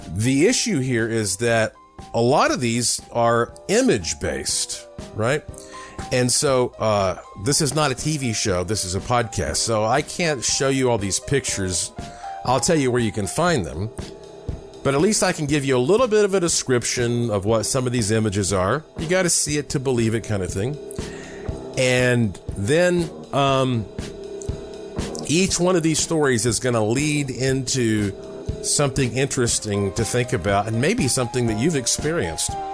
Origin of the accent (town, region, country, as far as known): Asheville, North Carolina, United States; born or raised there